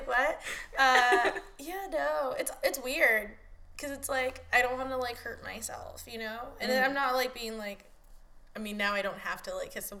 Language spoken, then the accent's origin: English; the Valley, California, United States; because we grew up here in the Valley